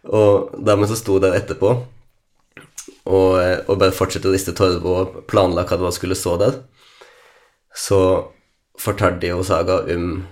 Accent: Lærdal, Vestland, Norway; jeg liksom hadde heimplassen min her

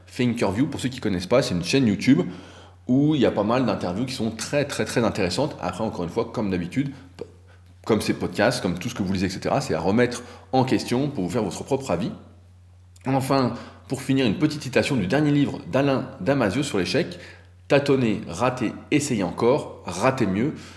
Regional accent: France; en tant que Français

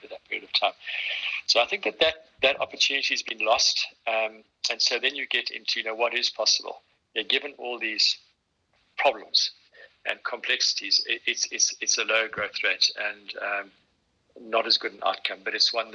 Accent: South Africa; as a South African

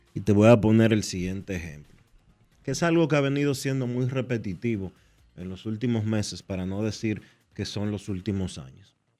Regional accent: Dominican Republic

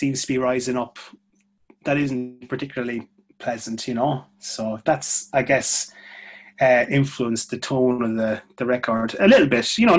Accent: Ireland; accent: Irish; moved away as an adult; now in London, United Kingdom; when I start talking, it's like, all right, obviously Irish

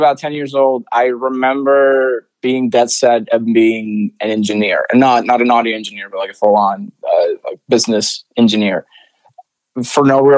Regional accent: Santiago, Santiago Metropolitan Region, Chile; first language Spanish; English is a second language; moved away as an adult; also born or lived in Orlando; now in United States; I was born and raised in Santiago, Chile.

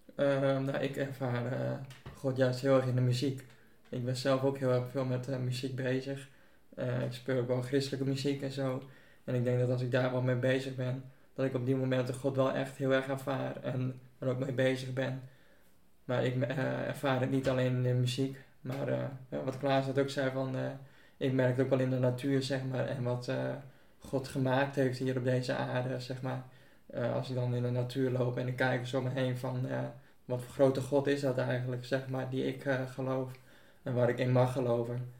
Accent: Buitenpost, Friesland, Netherlands; heb mijn hele leven al in buitenpost gewoond

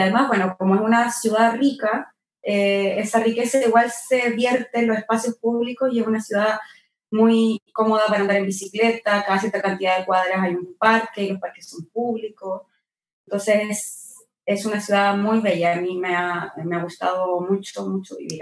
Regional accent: Chile; moved away as an adult; also born or lived in Argentina; now in New York, United States; nunca había vivido fuera de Chile.

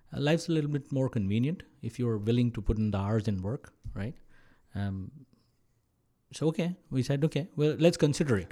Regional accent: Mumbai, Maharashtra, India; moved away as an adult; also born or lived in Kerala / United States; now in Canada; I was born and brought up in Maharashtra, where Mumbai is. Uh, all my life I've been there

